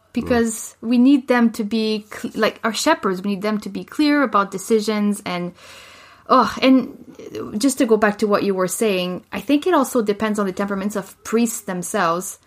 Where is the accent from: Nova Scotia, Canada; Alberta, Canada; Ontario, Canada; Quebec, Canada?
Quebec, Canada; Laval; moved away as an adult; now in Calgary, Canada; I was born in Quebec City